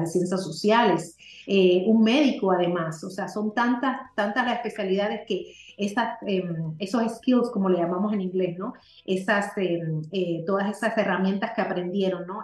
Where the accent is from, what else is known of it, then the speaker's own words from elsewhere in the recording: Spain; also born or lived in Puerto Rico; now in Miami, United States; soy española de nacimiento.